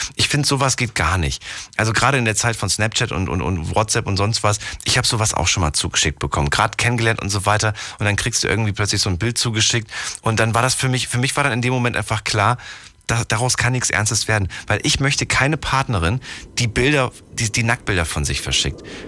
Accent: Germany; Ich bin ja ein, ein, ein Kind der DDR

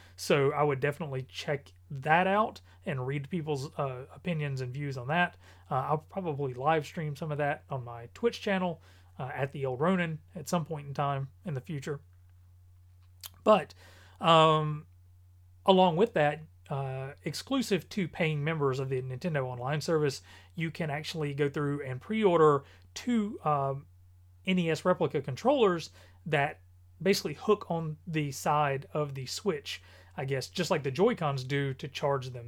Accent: North Carolina, United States; I am from North Carolina

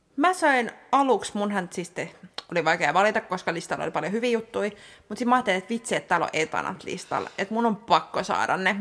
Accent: Helsinki, Uusimaa, Finland; olen stadilainen

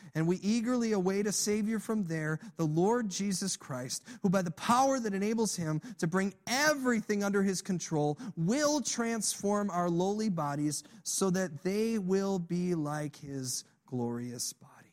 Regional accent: Illinois, United States; I grew up in Illinois

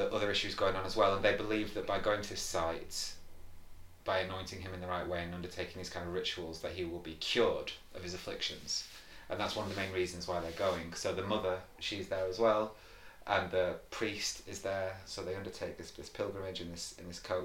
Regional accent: the Northwest, North West England, United Kingdom; I grew up in the Northwest, and my parents have lived in Morecambe and around Morecambe Bay

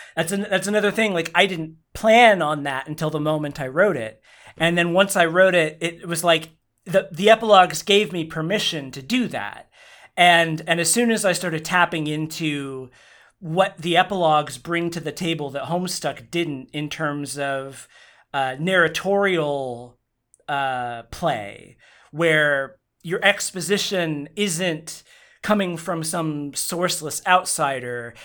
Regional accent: Oklahoma, United States; I grew up in Oklahoma.

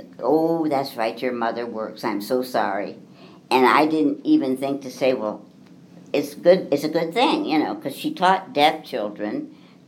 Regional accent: Muncie, Indiana, United States; I was born in Muncie, Indiana in 1944

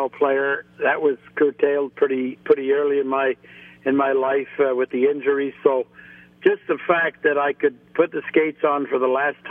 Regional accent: Montreal, Quebec, Canada; I grew up in Montreal

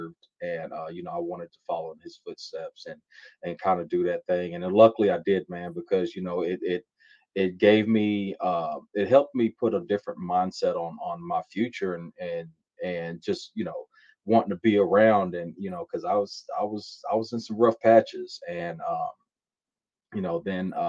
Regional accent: Louisville, Kentucky, United States; I was born and raised in Louisville, Kentucky

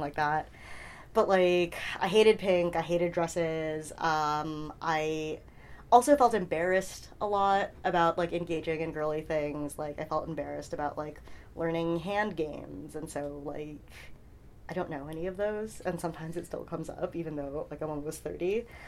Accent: New York City, New York, United States; also born or lived in Flushing, Queens; I was born in Flushing, Queens uh, in 1990

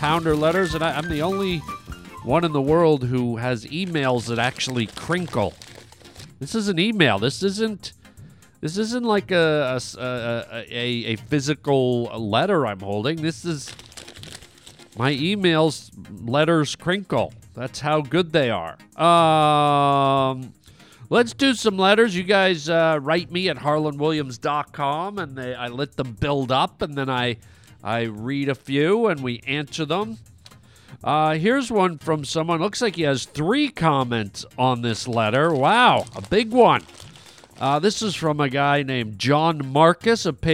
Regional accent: Canada; now in United States; I haven't lived in Canada for many years. That's where I'm from

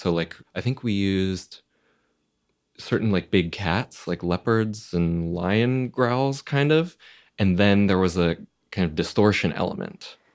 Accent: Florida, United States; I grew up in Florida

